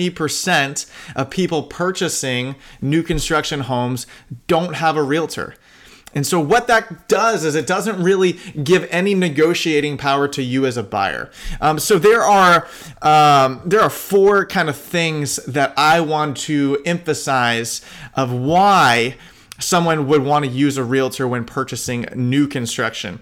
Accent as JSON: {"language": "English", "town": "Sarasota", "region": "Florida", "country": "United States", "tie": "born or raised there", "said": "I grew up in Sarasota"}